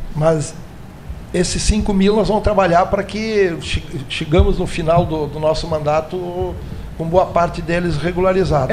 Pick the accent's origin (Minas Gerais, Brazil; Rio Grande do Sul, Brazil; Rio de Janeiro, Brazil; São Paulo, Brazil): Rio Grande do Sul, Brazil; Greater Porto Alegre; eu sou da Grande Porto Alegre, fui prefeito em Cachoeirinha